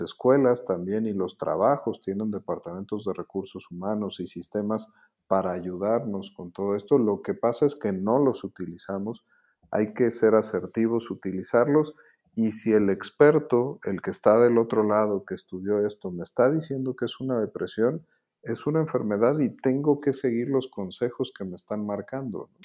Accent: Mexico; lo que somos los mexicanos ahorita

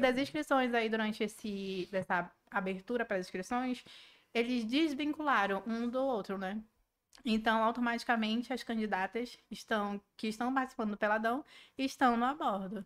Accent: Manaus, Amazonas, Brazil; sou amazonense, com orgulho.

